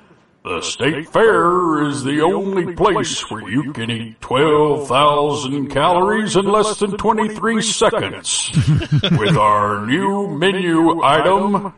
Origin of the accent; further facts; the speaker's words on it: New York, United States; now in Texas, United States; I always root for my home state, which is New York. But I also root for Texas because I work down here.